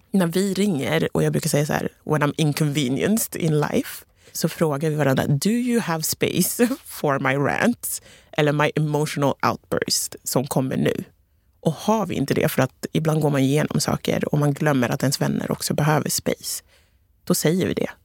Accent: Togo; now in Sweden; Från Ghana, jag är från Togo så det är ganska liknande kulturer.

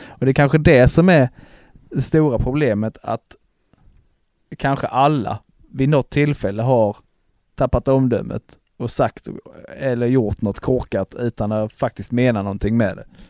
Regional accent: Broby, Skåne, Sweden; hemma i Broby

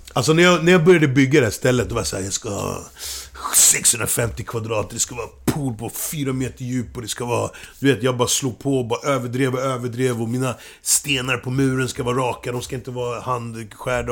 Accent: Kenya; now in Sweden; i min hemby

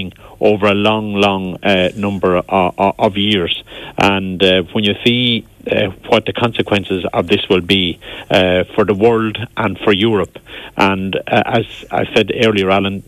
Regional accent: Ireland; we as Irish people

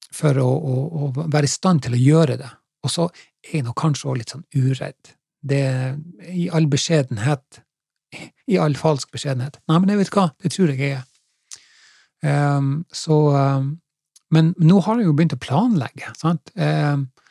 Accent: Finnsnes, Troms, Norway; also born or lived in Haugesund district; now in Haugesund, Norway; Etter at jeg vokste opp på, på, på Finnsnes, i Troms, så, eh, så flytta jeg jo hit til i Haugesundsdistriktet

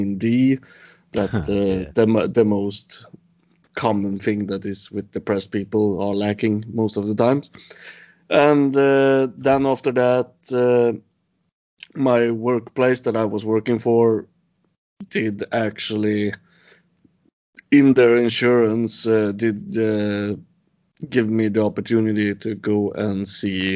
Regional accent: Sweden; I am from Sweden.

